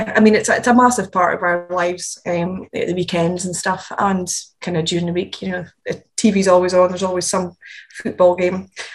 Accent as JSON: {"language": "English", "town": "Rothes", "region": "Scotland", "country": "United Kingdom", "tie": "born or raised there", "said": "grew up in Rothes, up in Speyside."}